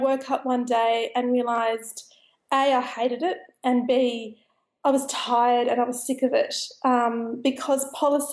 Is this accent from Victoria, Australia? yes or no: no; Sydney, New South Wales, Australia; now in London, United Kingdom; I was actually a city kid. I grew up in Sydney.